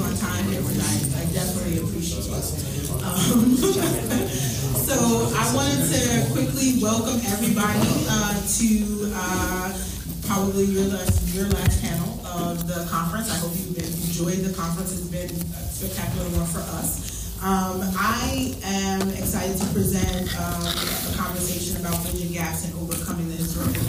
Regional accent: New York City, New York, United States; I'm originally from Brooklyn, New York. Grew up in the war on drugs

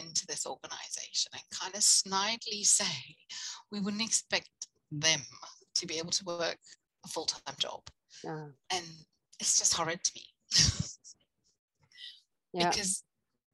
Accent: South Africa; now in United Kingdom; I come from South Africa where you either have a job or you

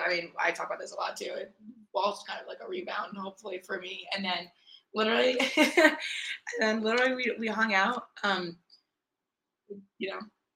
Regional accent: Rhode Island, United States; moved away; also born or lived in Myrtle Beach, South Carolina; we went back to my hometown, Rhode Island, to go to a wedding.

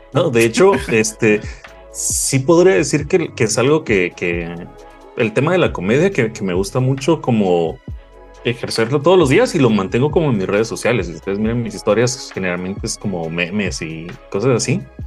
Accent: Guatemala; Soy de, de Guatemala

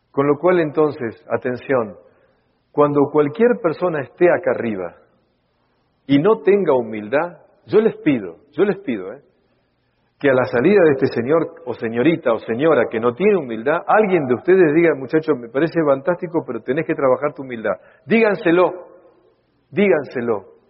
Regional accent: Buenos Aires, Argentina; Yo soy porteño y de Argentina

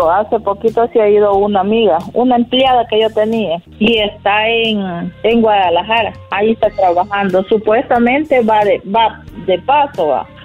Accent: Ilobasco, Cabañas, El Salvador; Yo soy de Hilo Vasco, Cabaña.

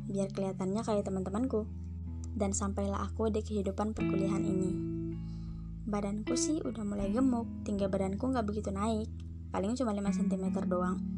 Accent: Sangatta, East Kalimantan, Indonesia; Aku lahir dan besar sampai segede ini di Sangatta

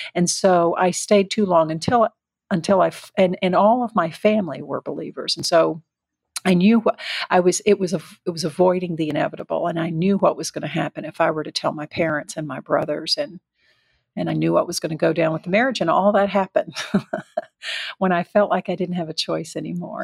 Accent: the South, United States; I was raised in the South

